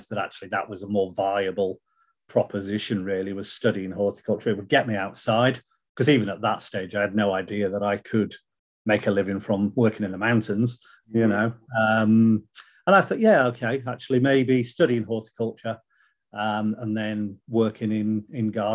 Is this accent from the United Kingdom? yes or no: yes; Hull, Yorkshire and the Humber, United Kingdom; I was born and brought up in Hull, you know, the flatlands of East Yorkshire.